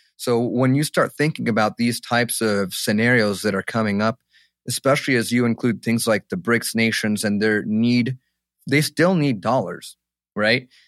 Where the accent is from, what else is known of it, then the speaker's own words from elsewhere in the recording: Egypt; now in United States; my home country, Egypt